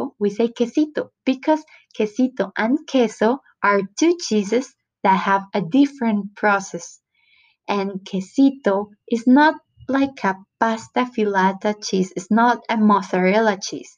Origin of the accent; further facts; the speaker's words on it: Antioquia, Colombia; accent: paisa; English is a second language; I was raised in Antioquia, the department where Medellín is located